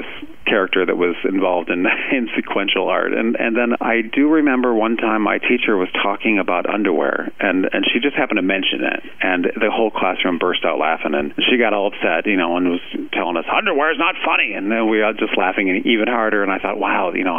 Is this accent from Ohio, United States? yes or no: yes; Ohio, United States; I'm definitely from Ohio, so it was a lovely place to grow up.